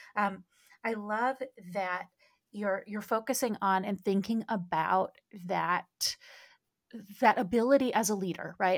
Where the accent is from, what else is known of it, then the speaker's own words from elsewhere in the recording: Midwest, United States; I grew up in the Midwest